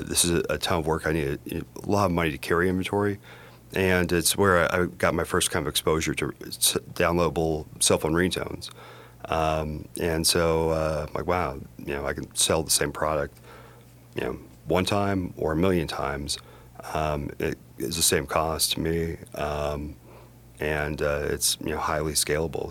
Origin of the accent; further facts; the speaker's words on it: Broomfield, Colorado, United States; also born or lived in United Kingdom / Washington, D.C.; I grew up in Broomfield, Colorado.